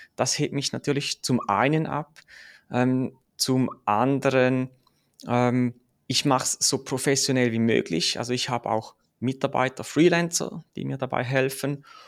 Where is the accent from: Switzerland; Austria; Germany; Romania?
Switzerland; ich komme aus der Schweiz, wie man es vielleicht hört